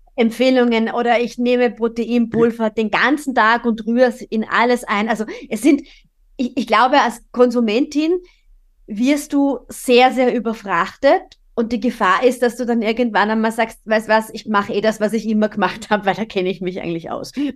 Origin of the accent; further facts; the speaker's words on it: Austria; bei uns in Österreich